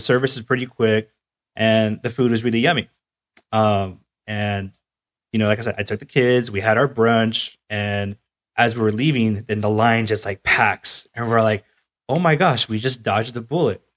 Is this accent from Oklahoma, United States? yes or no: no; North County, California, United States; I'm from North County